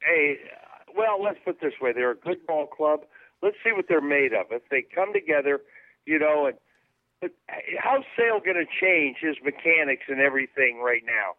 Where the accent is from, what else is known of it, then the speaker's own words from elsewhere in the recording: Bay Area, California, United States; We're both from the Bay Area.